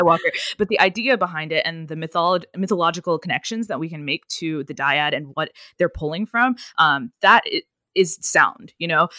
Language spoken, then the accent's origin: English; United States; first language English; I'm Indian. Well, I'm American, but, but, um, but, um, my family is Indian